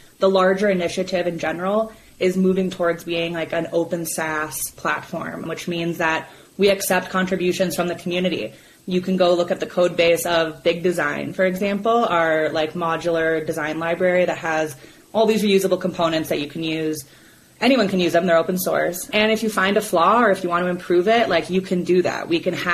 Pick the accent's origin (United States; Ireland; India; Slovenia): United States; Minnesota; now in Colorado, United States; I live in Colorado, and I'm from Minnesota